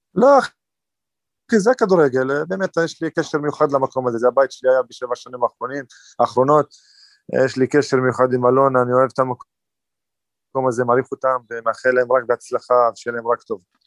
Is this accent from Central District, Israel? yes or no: no; Northern District, Israel; במקור מהצפון, מהרב... אה, חצי שעה מהבית, קרוב לבית, אז אני צפוני במקור